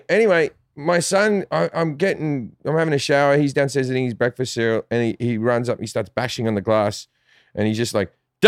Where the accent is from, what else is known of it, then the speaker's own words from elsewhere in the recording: Australia; moved away as an adult; also born or lived in England; now in Los Angeles, United States; Growing up in Australia is funny. Like, I love Australia. I still call Australia home. And, you know, I go back at least once a year for a month.